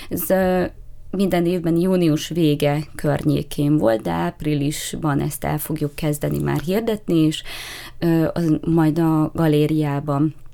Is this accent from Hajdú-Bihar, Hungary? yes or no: yes; Hajdúnánás, Hajdú-Bihar, Hungary; now in Miskolc, Hungary; hajdonánásról érkeztem, de már nyolcadik éve itt lakom Miskolcon, tehát már azt mondhatom, hogy már Miskolci vagyok, de egy picit visszanyúlni az alföldi gyökereimhez